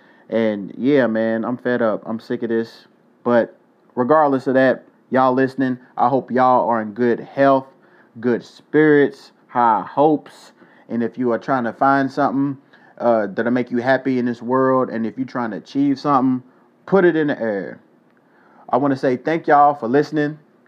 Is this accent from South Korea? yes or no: yes; South Korea; moved away; One thing that a lot of people don't know about me is, as a kid, I grew up in Korea.